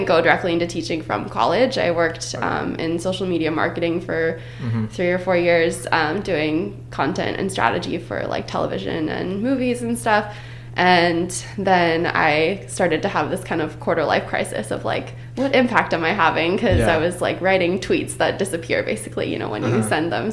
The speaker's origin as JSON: {"language": "English", "town": "Phoenix", "region": "Arizona", "country": "United States", "tie": "born or raised there", "also_born_or_lived": "California", "moved": "as an adult", "said": "I grew up in Phoenix, Arizona, in a suburb called Ahwatukee"}